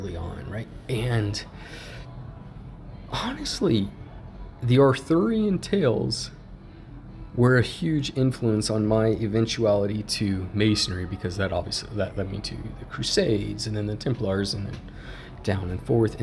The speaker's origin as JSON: {"language": "English", "town": "Yuma", "region": "Arizona", "country": "United States", "tie": "born or raised there", "also_born_or_lived": "Sedona", "moved": "as an adult", "said": "growing up in Yuma"}